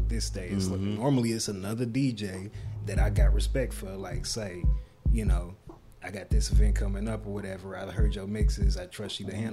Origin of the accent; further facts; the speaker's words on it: Dallas, Texas, United States; I'm from Dallas.